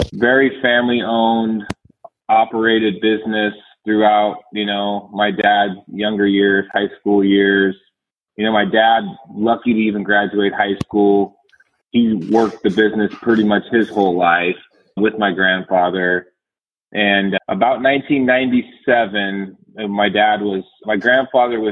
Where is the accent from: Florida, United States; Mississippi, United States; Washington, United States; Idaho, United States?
Idaho, United States; Caldwell; also born or lived in Oregon; I grew up in Idaho around the Boise area in a town called Caldwell